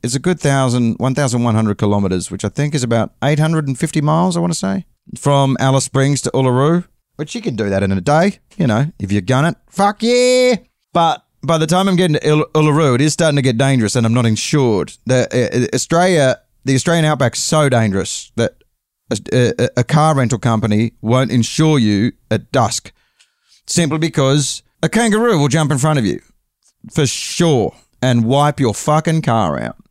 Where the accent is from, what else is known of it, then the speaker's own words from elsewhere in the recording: London, United Kingdom; accent: English; I'm uh, visiting from London